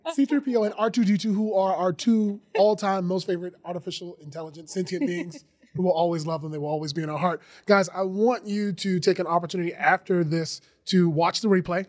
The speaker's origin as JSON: {"language": "English", "region": "Georgia", "country": "United States", "said": "I'm from Georgia"}